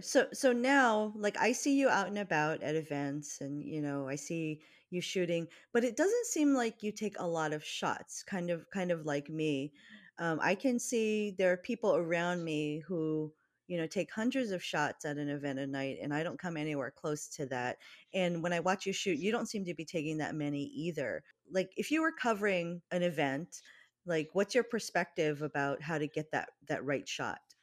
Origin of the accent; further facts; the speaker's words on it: Hawaii, United States; we're from Hawaii